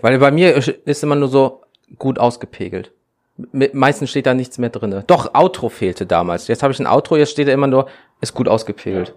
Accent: Wuppertal, North Rhine-Westphalia, Germany; bei uns in Wuppertal

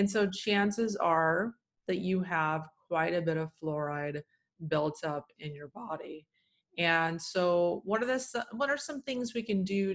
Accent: Texas, United States; Cause now I'm from Texas, and I was guzzling, you know, black tea every single meal, even breakfast, and everyone there is doing

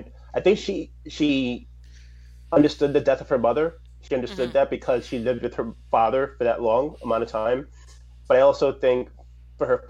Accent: New York, United States; I'm a New Yorker

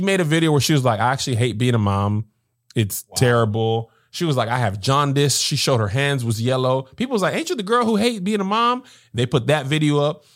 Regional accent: El Paso, Texas, United States; I grew up in El Paso, Texas

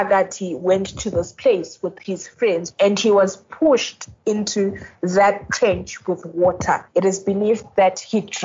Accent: East Rand, Gauteng, South Africa; I'm from the East Rand

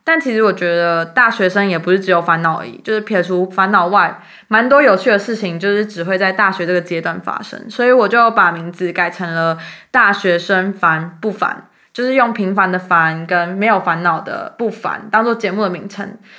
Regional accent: Xinzhuang, New Taipei, Taiwan; moved away as an adult; also born or lived in Hsinchu; 因为像我们自己在台北的时候，就会说哦，我们不是台北人，我们是新北人。

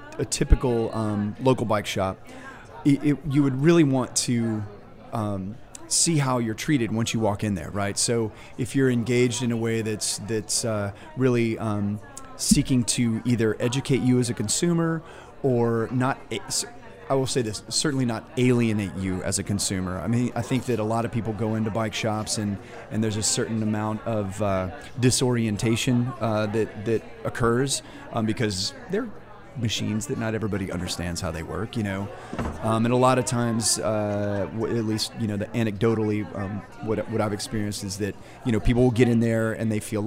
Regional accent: Texas, United States; moved away as an adult; now in New Orleans, United States; my hometown

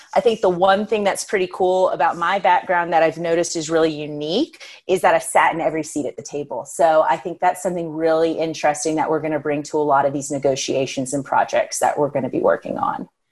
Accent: New Orleans, Louisiana, United States; now in Denver, United States; born and raised in New Orleans. My family's actually all from the UK

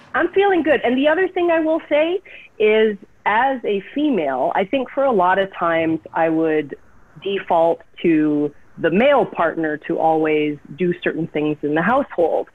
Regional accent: Calgary, Alberta, Canada; also born or lived in Vancouver, Canada; now in Los Angeles, United States; I was born in Calgary, Alberta, Canada

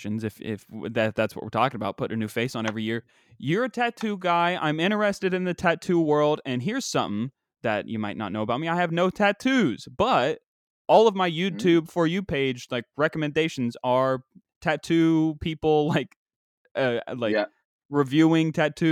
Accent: West Virginia, United States; now in New York, United States; my home state, West Virginia

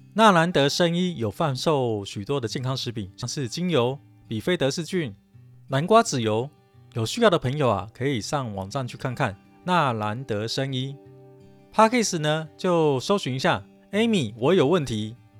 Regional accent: Taipei, Taiwan; 因为我台语讲得不好，我是台北人嘛，所以台语讲得不好

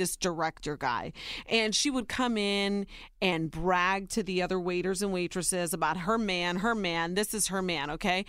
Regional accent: Ohio, United States; born or raised there

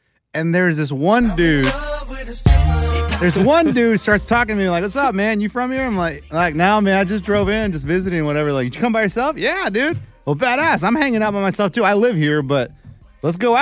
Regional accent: McAllen, Texas, United States; moved away; my hometown of McAllen, Texas

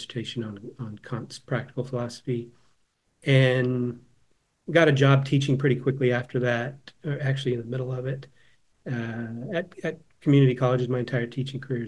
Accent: Southern California, United States; moved away as an adult; also born or lived in Northern Illinois; I grew up in Southern California

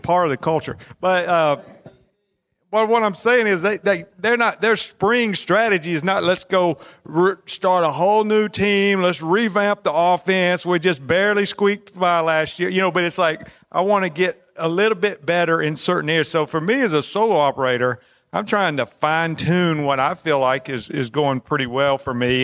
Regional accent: Alabama, United States; I'm from Alabama.

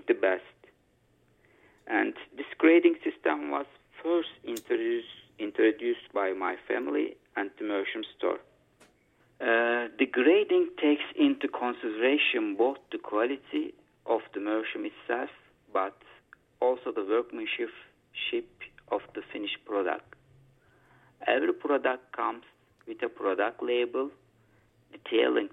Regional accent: Eskişehir, Turkey; I was born in Eskişehir, Turkey, and I am 40 years old now.

